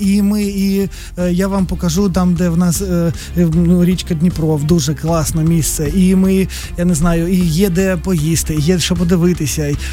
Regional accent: Kremenchuk, Poltava Oblast, Ukraine; ми з Кременчука, Кременчук маленьке місто

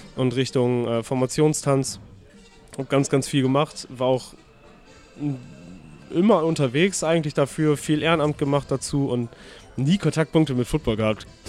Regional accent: Delmhorst, Lower Saxony, Germany; now in Hamburg, Germany; ich bin in Norddeutschland aufgewachsen und geboren, also ich komme zwar aus Delmhorst, das ist in der Nähe von Bremen.

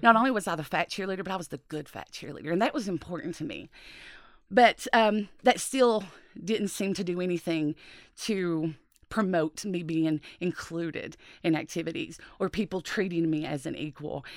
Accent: Appalachia, United States; growing up in Appalachia

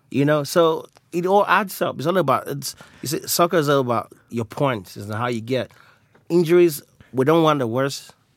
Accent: Nigeria; I'm Nigerian from nationality

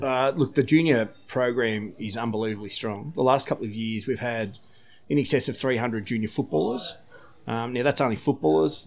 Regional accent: Terang, Victoria, Australia; moved away as an adult; now in Barwon Heads, Australia; I'm originally from Terang. Played, uh, played footy down at Terang

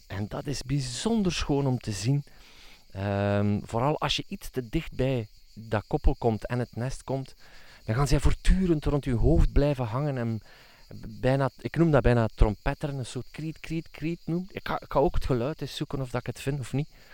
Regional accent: Flanders, Belgium; bij ons in Vlaanderen

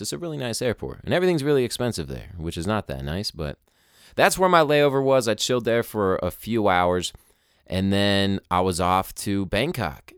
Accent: United States; us people born in America

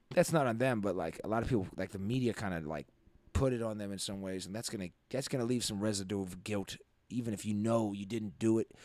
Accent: Nevis, St. Kitts & Nevis; moved away; growing up in Nevis, right, in the West Indies

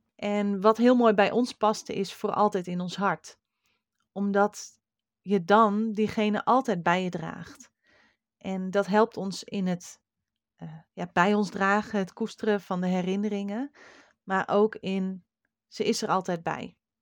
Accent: Friesland, Netherlands; een beppe bij ons in Friesland

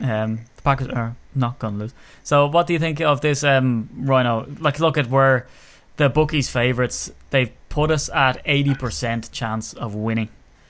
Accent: Ireland; being Irish

